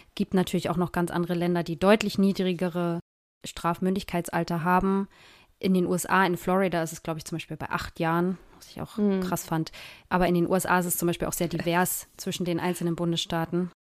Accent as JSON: {"language": "German", "country": "Germany", "said": "hier bei uns in Deutschland"}